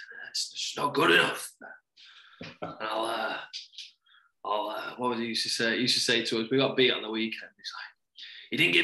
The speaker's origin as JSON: {"language": "English", "region": "England", "country": "United Kingdom", "said": "we're English"}